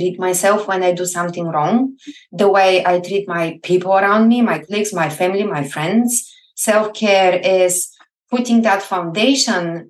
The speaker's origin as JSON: {"language": "English", "town": "Plovdiv", "region": "Plovdiv Province", "country": "Bulgaria", "tie": "born or raised there", "second_language": "English", "moved": "as an adult", "lives_now": "Scotland, United Kingdom", "said": "I grew up in Bulgaria and I was born and bred in the oldest city still functioning in Europe, Plovdiv"}